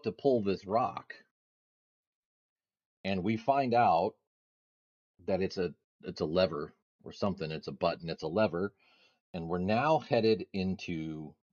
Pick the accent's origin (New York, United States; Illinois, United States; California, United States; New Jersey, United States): California, United States; Northern; we grew up in Northern California, but not in the section of Northern California where you get snow.